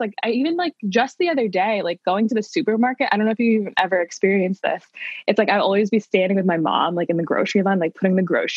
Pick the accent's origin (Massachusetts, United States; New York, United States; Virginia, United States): Massachusetts, United States; Salem; I am from Salem, Massachusetts, up here in the North Shore